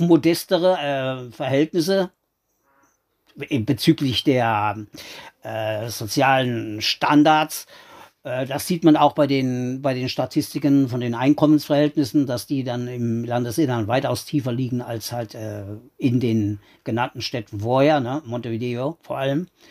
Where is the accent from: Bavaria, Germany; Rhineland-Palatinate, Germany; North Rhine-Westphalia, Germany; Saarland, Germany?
Saarland, Germany; now in Uruguay; ich bin ja an der Grenze da groß geworden.